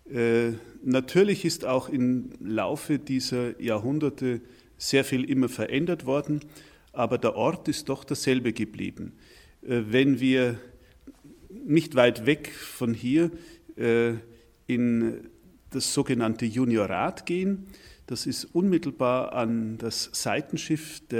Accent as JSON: {"language": "German", "town": "Anger", "region": "Bavaria", "country": "Germany", "tie": "born or raised there", "said": "mit dem Fahrrad äh, von hier entfernt bin ich auf einem kleinen Dorf namens Anger aufgewachsen. Und meine Heimat, das ist, äh, wenn ich es genau betrachte, ein Stück Beute Bayern."}